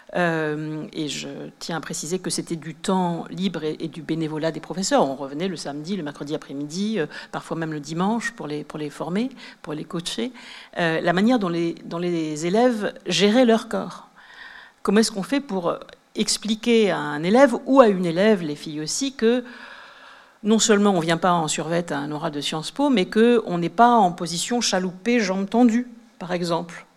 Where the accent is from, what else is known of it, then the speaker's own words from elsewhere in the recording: Sceaux, Île-de-France, France; moi, j'ai grandi à Sceaux, dans le sud de Paris